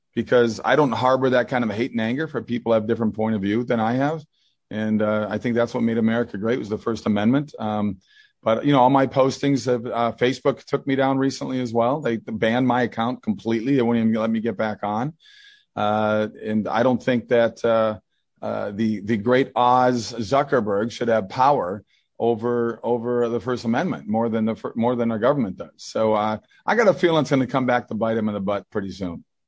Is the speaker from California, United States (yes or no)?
no; Minnesota, United States; I grew up in that in Minnesota